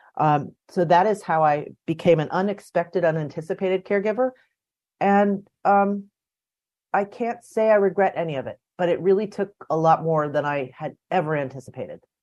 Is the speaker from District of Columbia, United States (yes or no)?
yes; D.C., District of Columbia, United States; I grew up outside Washington, D.C., in the suburbs